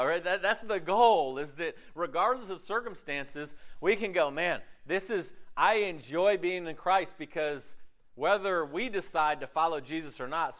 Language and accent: English; Southeast, United States; It's great growing up in America with the freedoms we have with religion in the southeast of a very religious culture.